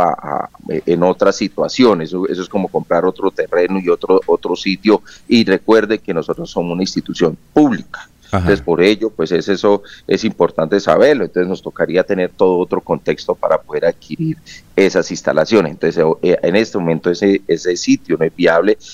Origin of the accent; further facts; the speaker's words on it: Socorro, Santander, Colombia; yo soy del Socorro